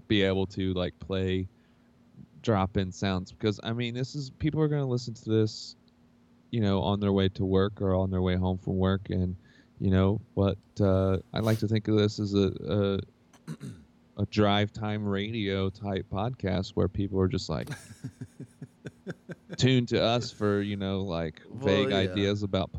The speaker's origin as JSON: {"language": "English", "town": "Hamilton", "region": "Ohio", "country": "United States", "tie": "born or raised there", "said": "Well, growing up in Hamilton, Ohio, as you well know, sometimes you got to do what you got to do to survive, you know?"}